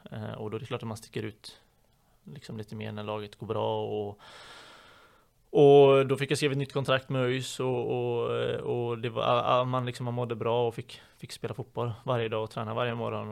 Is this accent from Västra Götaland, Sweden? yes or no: yes; Partille, Västra Götaland, Sweden; moved away as an adult; also born or lived in Gothenburg; now in Borås, Sweden; där jag kommer ifrån i Partille då så var vi ett gäng ungdomar som var ute varje kväll